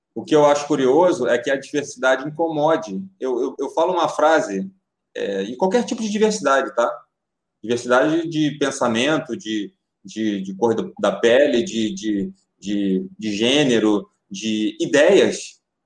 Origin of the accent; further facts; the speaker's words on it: Rio de Janeiro, Brazil; Sou nascido em Madureira, sou nascido em Madureira, com muito boa, orgulho